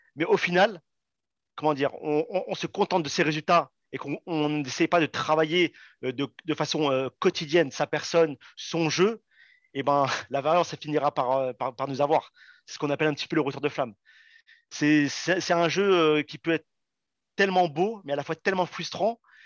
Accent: Saint-Étienne, Auvergne-Rhône-Alpes, France; moved away; also born or lived in Paris region; je suis né à Saint-Etienne

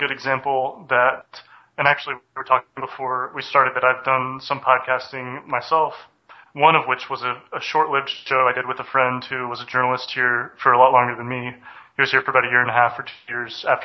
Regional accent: the South, United States; moved away as an adult; now in Haiti; I grew up in the South

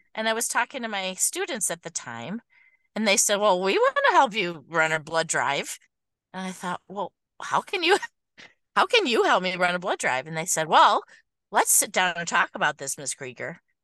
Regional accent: Oak Park, Michigan, United States; I have been in Michigan my whole life. I grew up in the Detroit area right near the zoo

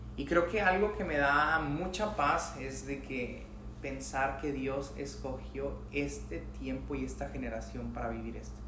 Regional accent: Mexico; Soy mexicano y es como... Yo nací, crecí en México, hasta lo que yo sé

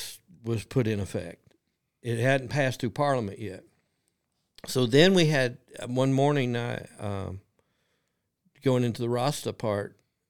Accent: Kentucky, United States; I'm from Kentucky. I'm a dumb old country boy from Kentucky.

